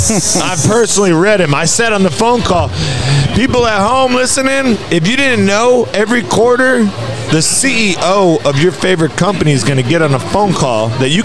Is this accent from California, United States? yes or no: yes; San Francisco, California, United States; Nah, I'm from San Francisco.